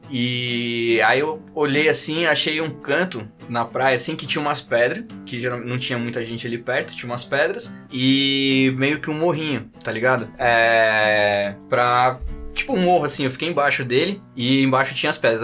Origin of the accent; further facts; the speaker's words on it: São Paulo, Brazil; sou de São Paulo, tal, tô, tô aqui a trabalho